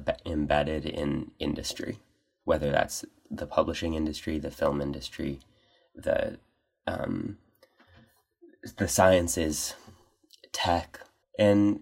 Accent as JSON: {"language": "English", "town": "Corvallis", "region": "Oregon", "country": "United States", "moved": "yes", "said": "from Corvallis, Oregon. A little bit far."}